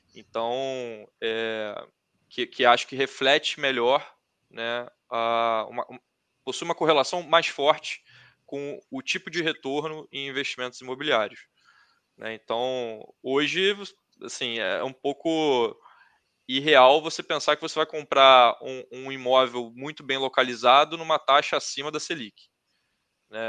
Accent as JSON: {"language": "Portuguese", "region": "Rio de Janeiro", "country": "Brazil", "said": "eu sou do Rio, é, eu estudei no Fundão"}